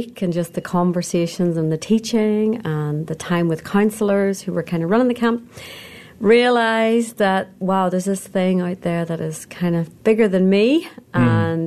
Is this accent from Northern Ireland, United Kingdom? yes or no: yes; Belfast, Northern Ireland, United Kingdom; moved away as an adult; now in Seattle, United States; I'm from Belfast, Northern Ireland, originally